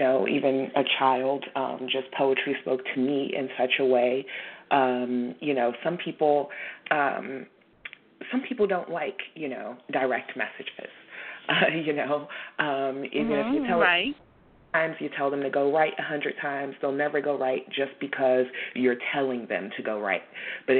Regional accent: Washington, District of Columbia, United States; I'm born and raised in Washington, D.C.

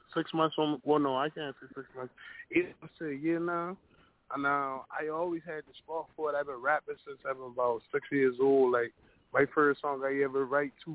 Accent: North Charleston, South Carolina, United States; I'm from Wotrano, North Charleston, South Carolina.

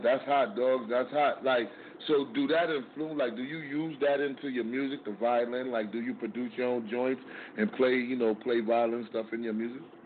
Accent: New York City, New York, United States; I'm from Harlem, New York

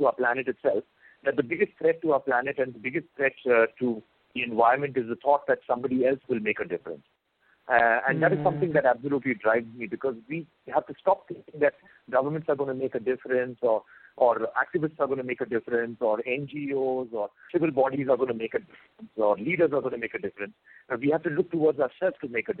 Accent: India; I've been brought up over here

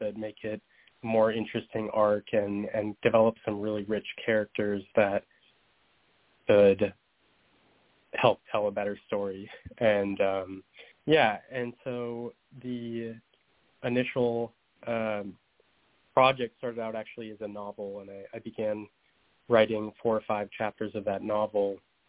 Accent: Minnesota, United States; my experiences coming out in Montana to a group of friends there, and also my time growing up in Minnesota

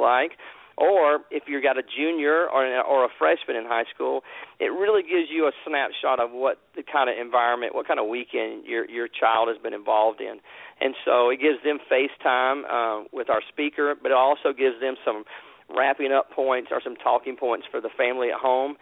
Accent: Atlanta, Georgia, United States; moved away as an adult; also born or lived in New Orleans, Louisiana; now in Texas, United States; I'm from Atlanta, Georgia. Grew up in the Atlanta area. I lived there for about 28 years

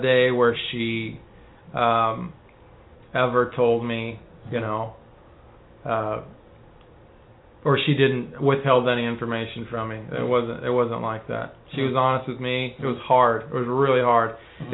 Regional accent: Texas, United States; my dad died when I was young. My mom got remarried. We moved from South Texas to North Texas

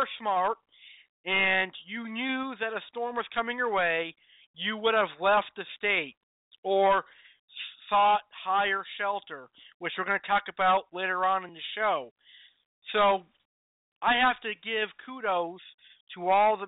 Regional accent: Springfield, Massachusetts, United States; since I was 12 years old, living in America

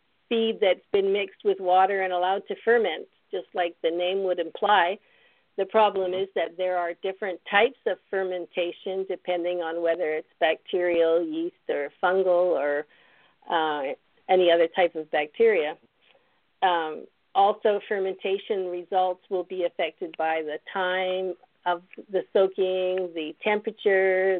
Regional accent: Canada; moved away as an adult; also born or lived in British Columbia / Mozambique / Kenya / Florida; now in Kentucky, United States; As far as my background, I'm Canadian.

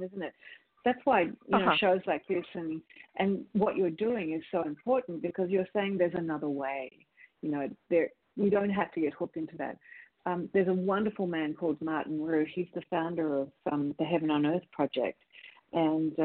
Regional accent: Australia; moved away as an adult; now in United States; as an Australian

